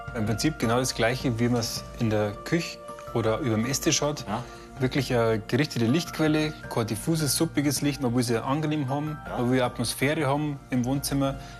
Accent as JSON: {"language": "German", "region": "Bavaria", "country": "Germany", "said": "Bei uns in Bayern sagt man äh, schöne Lampen"}